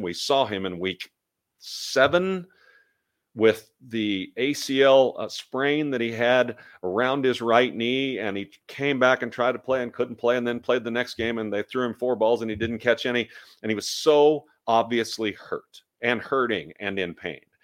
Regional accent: Kansas City, Missouri, United States; now in Dallas, United States; I was born and raised in Kansas City.

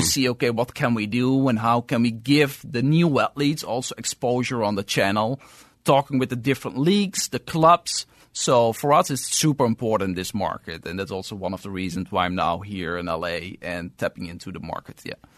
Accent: Amsterdam, North Holland, Netherlands; moved away as an adult; also born or lived in New York City; now in Los Angeles, United States; I'm originally, I'm from Amsterdam, so from Europe. And I moved from Europe to New York City two years ago.

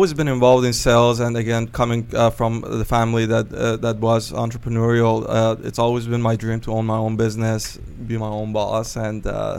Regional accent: Shiraz, Fars, Iran; now in United States; I'm originally from Shiraz, Iran.

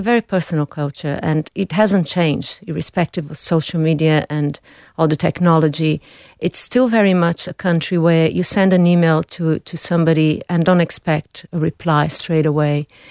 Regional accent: São Paulo, Brazil; now in Australia; I still have family there and I grew up there

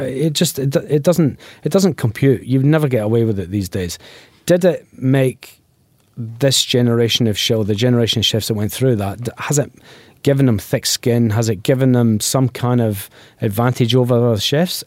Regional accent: Glasgow, Scotland, United Kingdom; now in Adelaide, Australia; I'm from Glasgow

